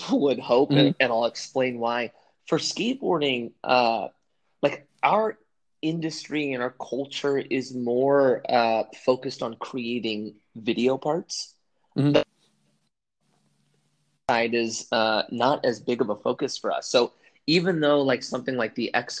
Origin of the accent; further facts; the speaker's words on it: Southern California, United States; I grew up in Southern California